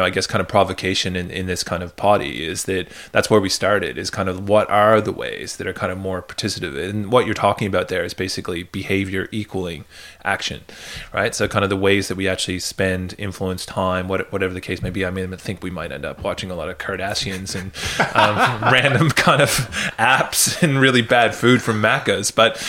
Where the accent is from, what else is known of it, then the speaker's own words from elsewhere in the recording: Canada; also born or lived in United Kingdom; Whereas that's not my experience of growing up in Canada or in the UK.